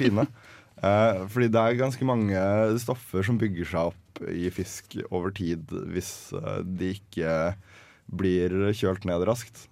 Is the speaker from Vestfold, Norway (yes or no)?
yes; Larvik, Vestfold, Norway; vi, pleier å plukke krabbe hjemme i Larvik